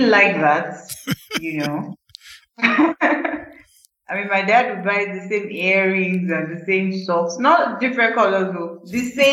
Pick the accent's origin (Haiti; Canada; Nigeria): Nigeria; Ibadan, Oyo; I was born in University College Hospital in Ibadan because my father was a doctor, so, and he worked in UCH, so naturally I was born in UCH in Ibadan. And I grew up in Ibadan